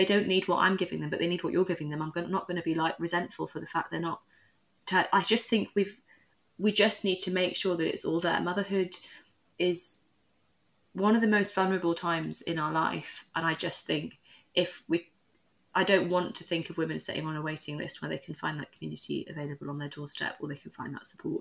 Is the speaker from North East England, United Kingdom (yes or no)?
yes; Newcastle upon Tyne, North East England, United Kingdom; I also was a mixed race girl growing up in Newcastle at a time where I was the only mixed race person in my class